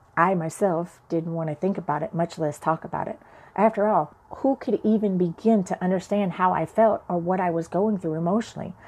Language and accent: English; Chicago, Illinois, United States; I went to church with my grandmother as a child growing up in Chicago